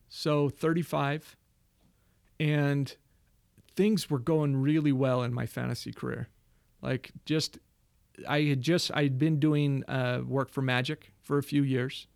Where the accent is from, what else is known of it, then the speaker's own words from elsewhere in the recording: Mesa, Arizona, United States; also born or lived in Queen Creek, Arizona; I'm from Mesa, Arizona